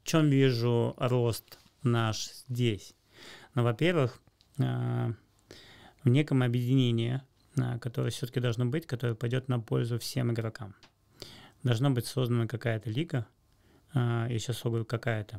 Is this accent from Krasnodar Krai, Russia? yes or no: no; Moscow, Russia; я из Москвы